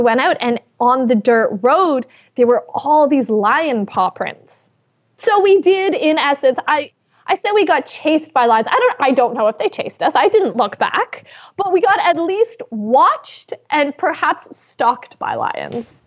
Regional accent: Canada; I am Canadian

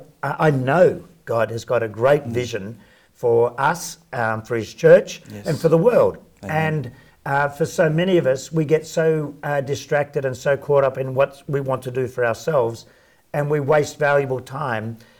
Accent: Sydney, New South Wales, Australia; So I grew up in Sydney, in working class, fairly poor housing commission house with eight kids in a two-bedroom house

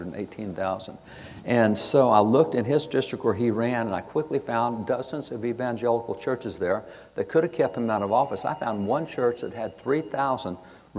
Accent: Texas, United States; I'm a cowboy from Texas.

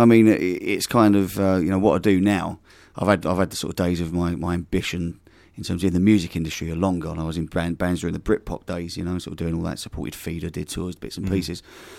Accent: London, United Kingdom; near where I grew up in Plaistow, which is near West Ham

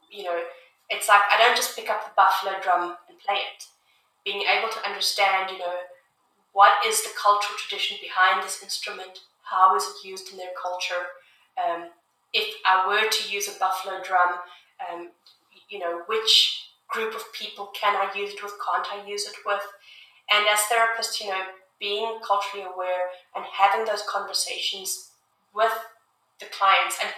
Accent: South Africa; also born or lived in United Kingdom; now in Canada; I grew up in South Africa

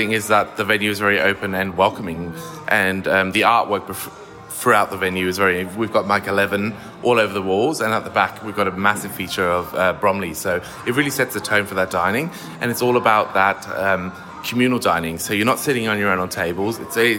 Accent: Germany; also born or lived in Manchester, United Kingdom; now in Australia; I was born in Manchester and then lived in Germany for 12 years because my dad got stationed there with the British Army. So that's where I did all my studies.

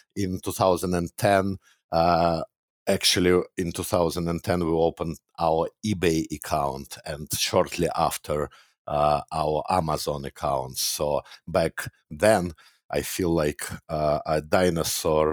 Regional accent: Moscow, Russia; moved away as an adult; now in Canada; I was born and raised in Russia. Back then, actually, I was born in Soviet Union, which doesn't exist anymore, but yeah, Moscow, Russia.

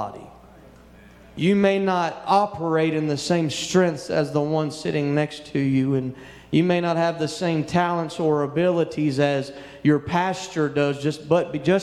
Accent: Louisiana, United States; moved away; also born or lived in West Texas; I grew up in Louisiana

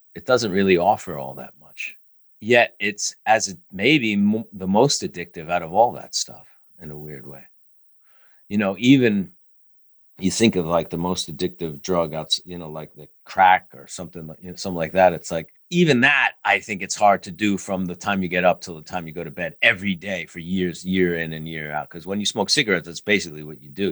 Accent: New York, United States; as a New Yorker

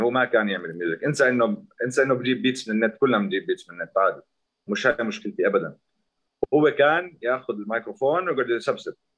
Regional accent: Zarqa, Zarqa Governorate, Jordan; انا من الزرقاء

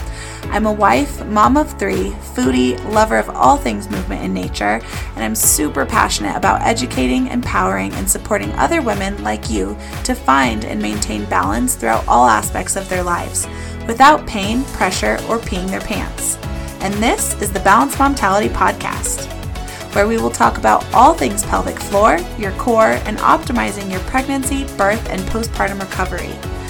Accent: Los Alamos, New Mexico, United States; I am from New Mexico. I recently moved back to my hometown of Los Alamos, New Mexico, where I am from.

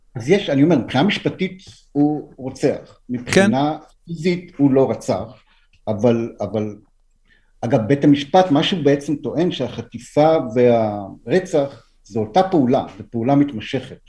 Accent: Nof Ayalon, Central District, Israel; now in Tel Aviv, Israel; ביישוב שגם אני גדלתי בו

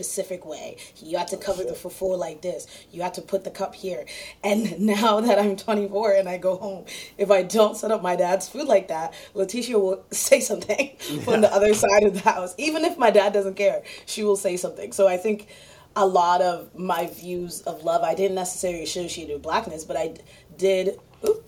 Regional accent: Virginia, United States; my family's from Ghana, but I grew up in Virginia

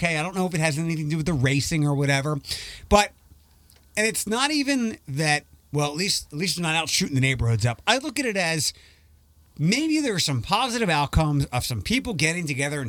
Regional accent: Philadelphia, Pennsylvania, United States; I remember where I grew up in Philadelphia on Sunday night.

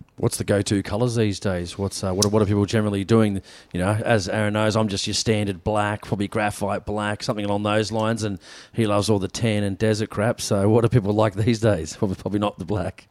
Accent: New South Wales, Australia; in my home state

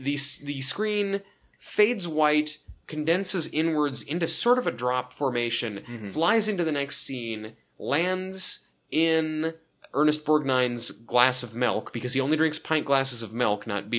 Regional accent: Pacific Northwest, United States; Just because I'm from the Pacific Northwest, you can't tar me with that.

